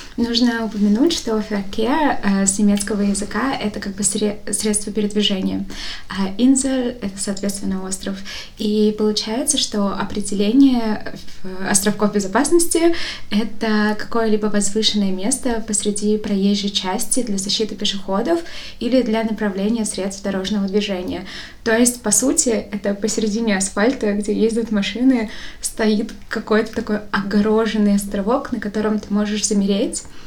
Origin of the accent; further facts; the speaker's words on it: Bashkortostan, Russia; now in Moscow, Russia; Я всегда говорила из Башкортостана, потому что мне казалось странным сказать из Москвы, потому что я не из Москвы внутренне